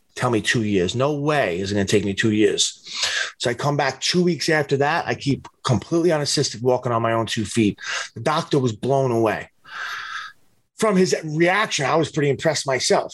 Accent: New York City, New York, United States; I stayed home in my hometown, Staten Island

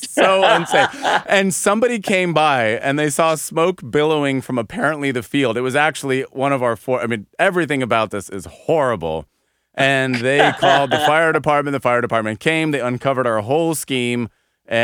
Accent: a suburb of Denver, Colorado, United States; I grew up in a suburb of Denver

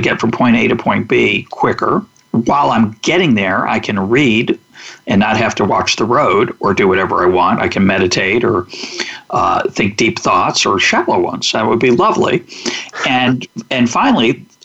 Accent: United States; I was born in the United States. I got an enormous advantage in 1954 that I was born in the United States

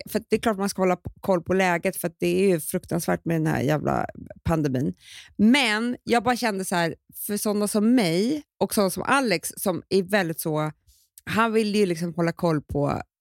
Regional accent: Stockholm, Stockholm County, Sweden; vi är ju mm. infödda stockholmare, du och jag

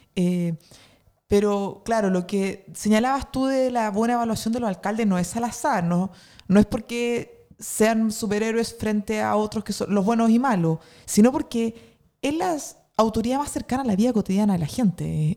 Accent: northern Chile, Chile; now in Santiago, Chile; vengo del norte de Chile

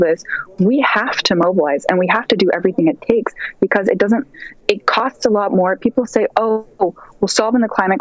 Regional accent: Seattle, Washington, United States; moved away as an adult; now in New York, United States; I'm studying in college in New York, but I'm from Seattle. I've lived in Seattle since I was 2 years old

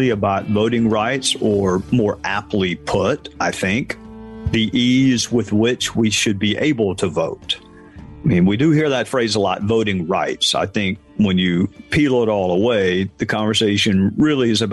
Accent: Spartanburg, South Carolina, United States; my hometown

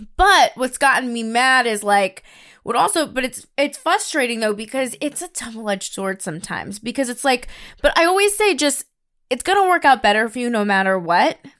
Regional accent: New York, United States; growing up in New York

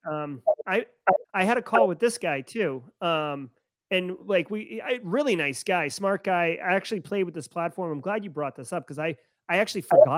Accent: Texas, United States; moved away; don't live in Texas. I'm from Texas, but I don't live there now.

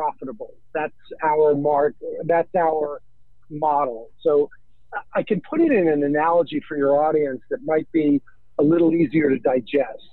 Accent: New York, United States; I'm born and raised in New York.

